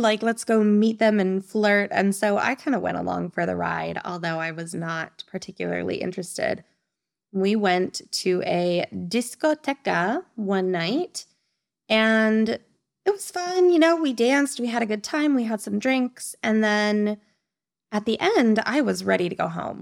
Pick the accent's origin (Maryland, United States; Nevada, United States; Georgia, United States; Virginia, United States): Nevada, United States; moved away as an adult; now in Spain; I am from the beautiful state of Nevada.